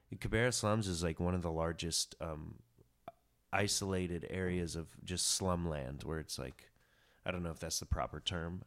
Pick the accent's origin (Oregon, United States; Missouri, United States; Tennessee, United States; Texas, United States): Tennessee, United States; Chattanooga; moved away as an adult; now in New York, United States; I grew up in Chattanooga, and the same house, you know, I went to the same school, kindergarten through twelfth grade